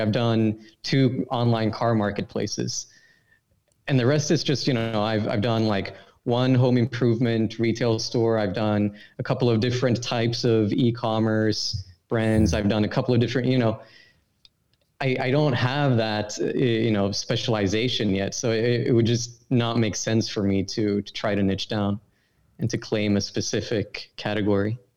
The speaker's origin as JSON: {"language": "English", "country": "Sweden", "said": "I'm from Sweden, obviously, and in high school I had I'd study this program called International Baccalaureate"}